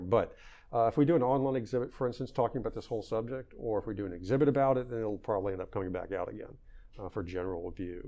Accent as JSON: {"language": "English", "region": "Virginia", "country": "United States", "tie": "born or raised there", "said": "I'm a Virginian first. I grew up in Virginia"}